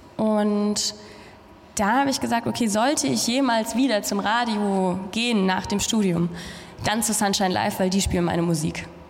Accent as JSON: {"language": "German", "country": "Germany", "said": "ich komme aus Deutschland"}